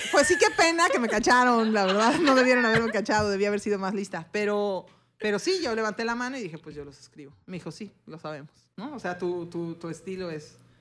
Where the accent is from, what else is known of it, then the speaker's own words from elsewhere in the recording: Mexico; Somos dos mujeres mexicanas que somos las propietarias y quienes operamos el negocio